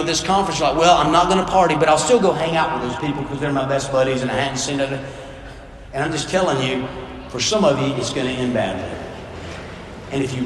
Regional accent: South Georgia, United States; I grew up in South Georgia playing football

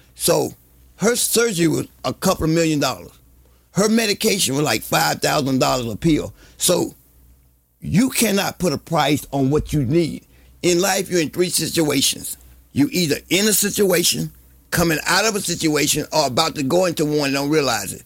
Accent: Bogalusa, Louisiana, United States; I grew up in Bogalusa with the paper mill

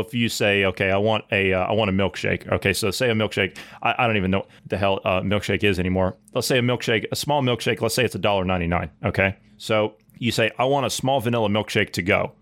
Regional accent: Ohio, United States; I grew up in Ohio

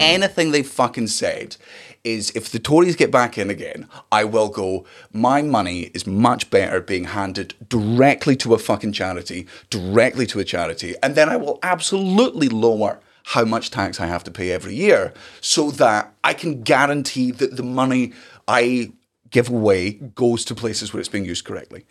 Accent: Scotland, United Kingdom; as a Scottish person

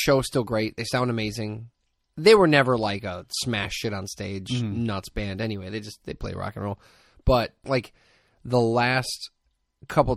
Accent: Hammond, Indiana, United States; When I was a kid, I grew up in Hessville, and I used to go to the Hanson Branch Library

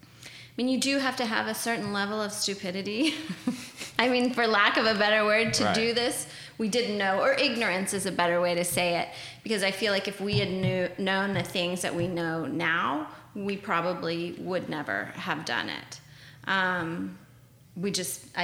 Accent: Oklahoma City, Oklahoma, United States; I am from Oklahoma City, so I grew up here.

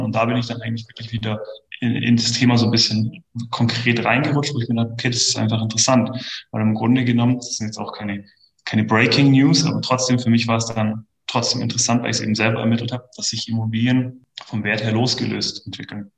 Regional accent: Kempten, Bavaria, Germany; Also ich bin in der Tat gebürtiger Kempner. Ähm, das heißt, ich bin hier aufgewachsen, bin hier immer geblieben

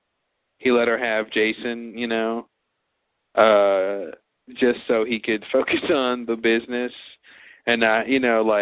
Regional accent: Texas, United States; I'm from Texas

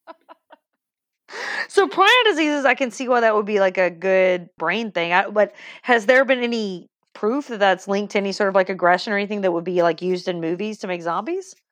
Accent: Deep South, United States; accent: deep south; I'm deep south

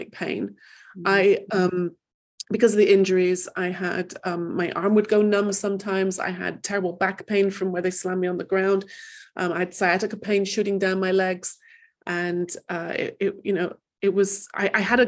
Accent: England, United Kingdom; also born or lived in Manchester; I grew up in England

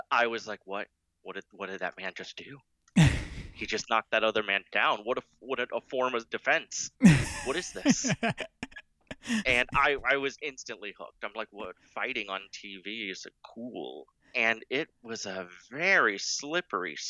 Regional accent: Iowa, United States; I grew up in Iowa

